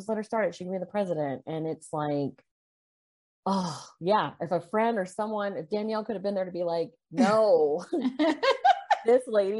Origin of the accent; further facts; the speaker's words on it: Corpus Christi, Texas, United States; growing up in South Texas